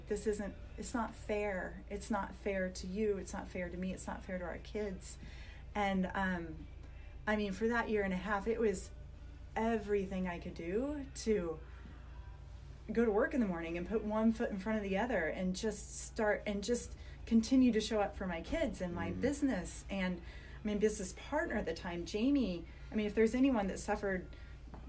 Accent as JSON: {"language": "English", "region": "Iowa", "country": "United States", "tie": "born or raised there", "moved": "yes", "lives_now": "Oregon, United States", "said": "growing up in Iowa in a very Catholic family where nobody gets divorced ever"}